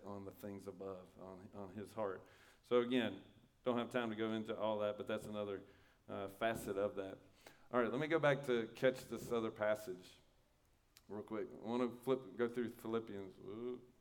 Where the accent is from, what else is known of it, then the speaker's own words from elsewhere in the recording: United States; I really like being an American